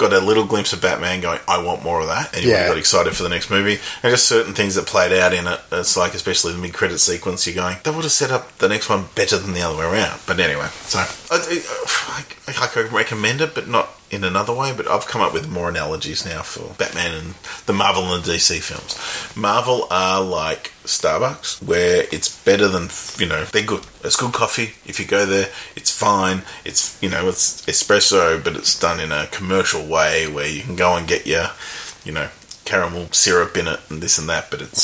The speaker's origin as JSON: {"language": "English", "town": "Melbourne", "region": "Victoria", "country": "Australia", "said": "We're from Melbourne, which is great coffee culture"}